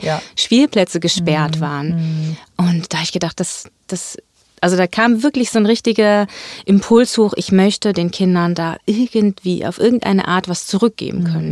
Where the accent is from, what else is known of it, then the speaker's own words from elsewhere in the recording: Göttingen, Lower Saxony, Germany; moved away as an adult; now in Hamburg, Germany; ich ähm, komme aus Göttingen, das ist meine Heimatstadt